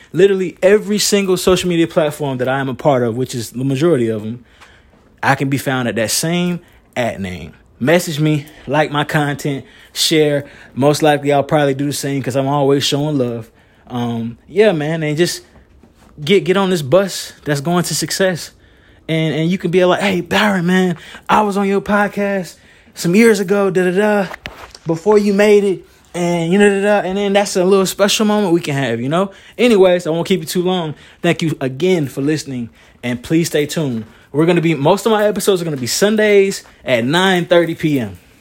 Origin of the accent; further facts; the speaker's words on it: Moore County, North Carolina, United States; I'm from Moore County, North Carolina